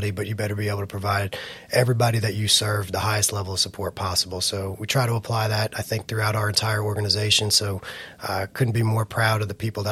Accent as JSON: {"language": "English", "area": "Flagler County", "region": "Florida", "country": "United States", "tie": "born or raised there", "said": "this is my hometown. I don't plan on ever moving"}